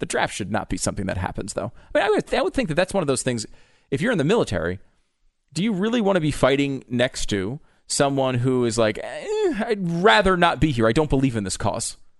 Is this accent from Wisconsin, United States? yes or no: no; Connecticut, United States; growing up in Connecticut, largely